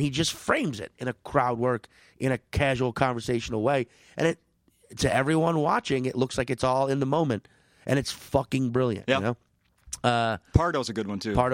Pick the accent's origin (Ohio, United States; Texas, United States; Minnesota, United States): Minnesota, United States; St. Paul; Oh, I'm from uh, St. Paul.